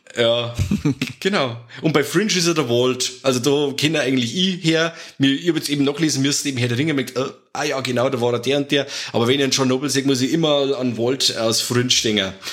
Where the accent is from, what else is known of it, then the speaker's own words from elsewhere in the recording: Germany; bei uns in Deutschland